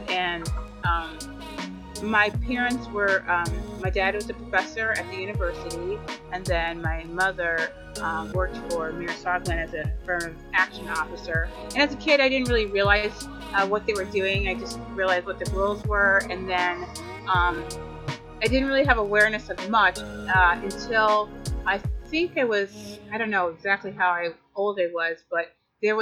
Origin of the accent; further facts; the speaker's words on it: Madison, Wisconsin, United States; I was born in Madison, Wisconsin, and I am the youngest of five. And we grew up on the west side of Madison, Hillcrest Drive